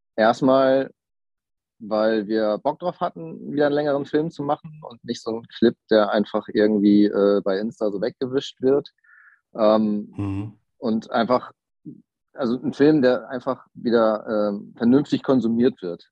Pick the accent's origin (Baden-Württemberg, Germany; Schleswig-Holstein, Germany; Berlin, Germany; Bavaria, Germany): Schleswig-Holstein, Germany; Kiel; moved away as an adult; now in Hamburg, Germany; Ich komme ursprünglich aus Kiel, lebe aber mittlerweile jobbedingt in Hamburg